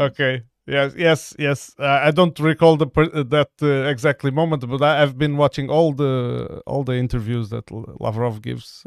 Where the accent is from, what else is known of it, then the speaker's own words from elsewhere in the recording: Portugal; I'm from a town with 5,000 people living near the coast